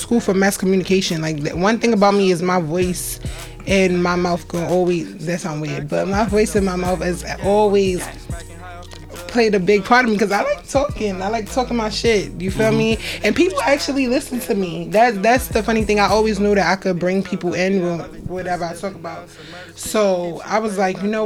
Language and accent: English; New York City, New York, United States; also born or lived in Virginia; I'm from Brooklyn, Crown Heights.